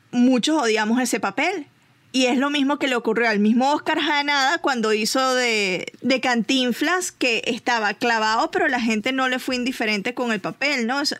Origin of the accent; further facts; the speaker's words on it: Mexico; siendo mexicano y con las como la reina del sur que se hace allá